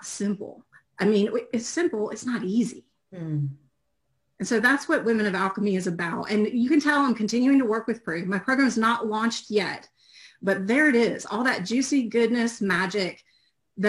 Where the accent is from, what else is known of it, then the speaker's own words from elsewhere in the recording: Georgia, United States; I'm also from Georgia in the U.S.